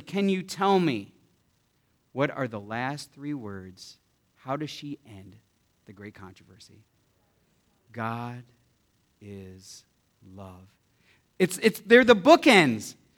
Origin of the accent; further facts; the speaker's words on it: United States; I am American and I'm proud to be an American